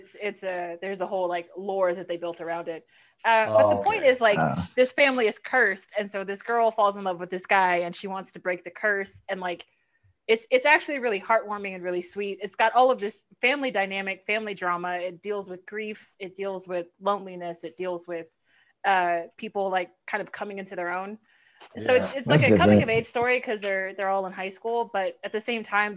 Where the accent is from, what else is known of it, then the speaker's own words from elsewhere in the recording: Houston, Texas, United States; also born or lived in Los Angeles; born and raised in Houston. I lived in LA for a little bit, moved back home